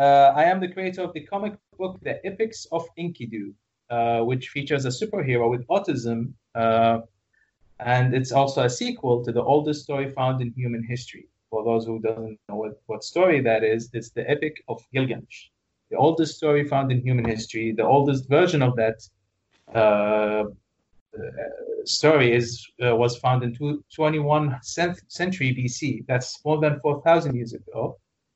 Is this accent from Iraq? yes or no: yes; Iraq; now in Kuwait; I am originally from Iraq, yeah. And actually, our family moved here a long, long, long time ago when things were bad over there.